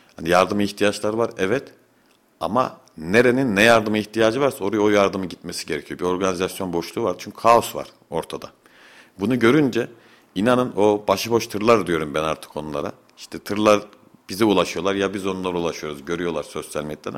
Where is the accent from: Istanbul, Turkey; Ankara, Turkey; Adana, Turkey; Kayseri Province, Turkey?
Kayseri Province, Turkey; Fevzi Çakmak neighbourhood; Fevzi Çakmak Mahallesi Çoruh Caddesi'nde bulunan Başbu Apartmanı var. Rahmetli dedemin yaptırdığı 1973 yılında. Ben o apartmanda büyüdüm.